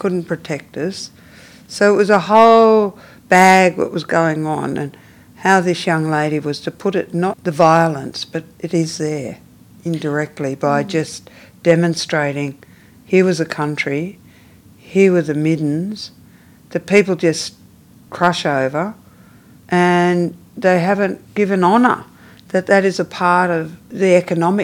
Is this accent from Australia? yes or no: yes; Melbourne, Victoria, Australia; I'm from the Yellicott Willem, which is part of Melbourne